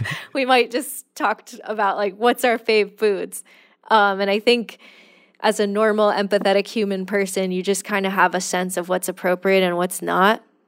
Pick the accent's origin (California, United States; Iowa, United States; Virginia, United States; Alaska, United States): California, United States; I'm from California